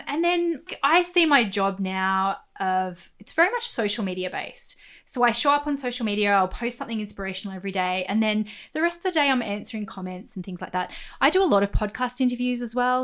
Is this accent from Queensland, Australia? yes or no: no; Central Coast, New South Wales, Australia; I'm from the Central Coast, right? I grew up in like housing commission on the Central Coast.